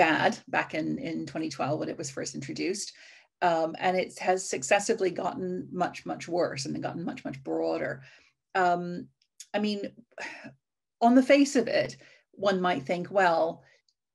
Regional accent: United States; grew up in the United States during the Cold War

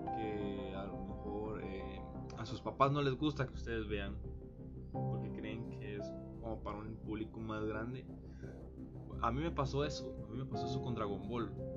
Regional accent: Costa Rica; yo soy de Costa Rica

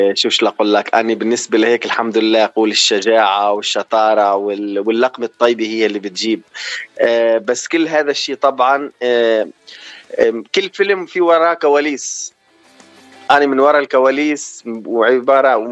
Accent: Sweida Governorate, As-Suwayda Governorate, Syria; moved away as an adult; also born or lived in Oman / Venezuela; now in Los Angeles, United States; انا من سوريا محافظه السويدة

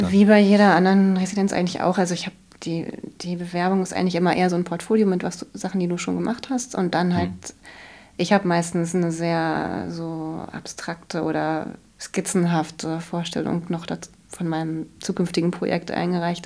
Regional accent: Bremen, Germany; moved away as an adult; also born or lived in Berlin / Kassel; ich komme aus Bremen

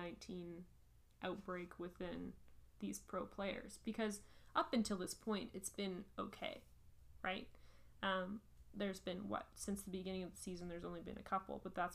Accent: Canada; We are Canadian

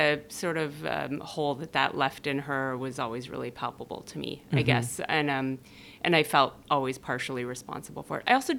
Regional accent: Denmark; born there; I was born in Denmark. My mother's Danish. My dad is a New Jersey Jew.

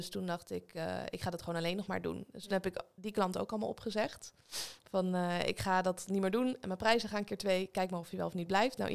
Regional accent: Leiden, South Holland, Netherlands; now in Weesp, Netherlands; In Leiden.

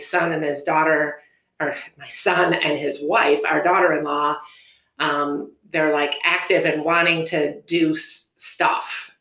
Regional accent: Schaumburg, Illinois, United States; moved away as an adult; also born or lived in Anderson, Indiana; now in Fort Wayne, United States; I grew up in the Chicagoland area. I grew up in Schaumburg

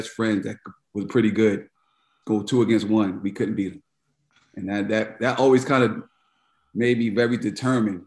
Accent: New York City, New York, United States; moved away as an adult; also born or lived in North Carolina / San Francisco; I grew up in Queens, New York

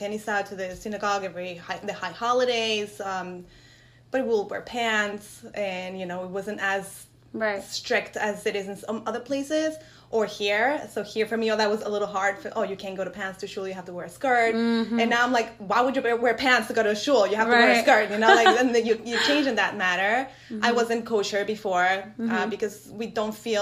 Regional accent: Mexico City, Mexico; now in Great Neck, United States; I was born in Mexico City in an Ashkenazi background family.

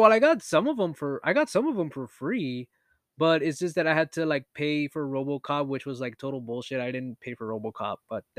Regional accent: Canada; I used to tell people I'm Canadian, so I'm sorry.

